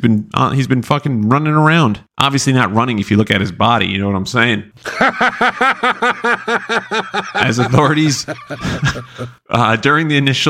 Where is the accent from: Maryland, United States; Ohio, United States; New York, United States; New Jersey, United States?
New York, United States; Massapequa; I'm from Massapequa